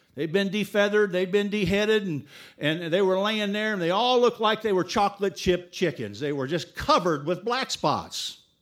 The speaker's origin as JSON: {"language": "English", "town": "Dayton", "region": "Ohio", "country": "United States", "tie": "born or raised there", "also_born_or_lived": "Laos / Thailand", "moved": "as an adult", "said": "from Dayton, Ohio, where we grew up"}